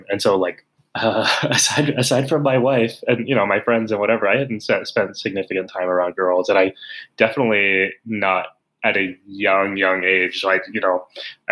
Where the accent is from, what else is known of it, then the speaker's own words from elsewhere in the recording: San Antonio, Texas, United States; moved away; I grew up in San Antonio